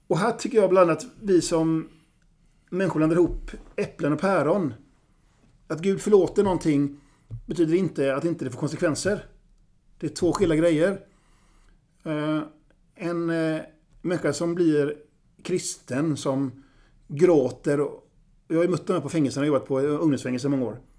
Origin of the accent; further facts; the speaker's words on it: Vilhelmina, Västerbotten County, Sweden; now in Gothenburg, Sweden; För er som inte vet det så är jag sydsame. Tillhörande Vilhelmina södra sameby. Men jag är same i förskingringen för jag bor nära Avenyn i Göteborg.